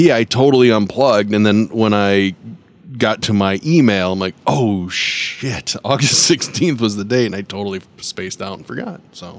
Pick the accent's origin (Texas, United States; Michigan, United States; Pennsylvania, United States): Michigan, United States; also born or lived in Columbus, Ohio; Grew up in Michigan my whole life, lived here my whole life.